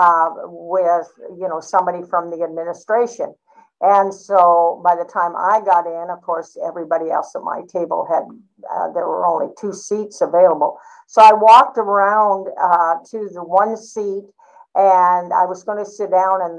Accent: Alaska, United States; we're both from Alaska

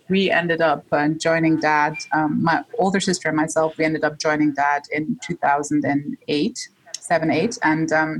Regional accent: Switzerland; my father is Egyptian, my mom's Dutch, but we were born and raised in Switzerland

